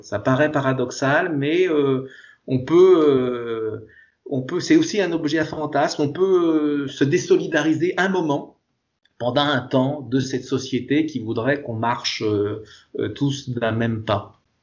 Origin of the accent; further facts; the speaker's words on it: France; Chez nous en France